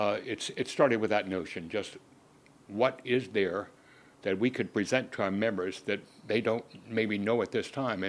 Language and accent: English; Louisiana, United States; moved away; also born or lived in Houston; I grew up in Louisiana